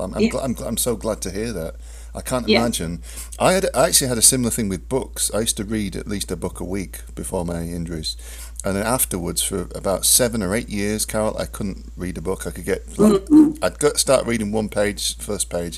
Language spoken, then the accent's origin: English; England, United Kingdom; I'm English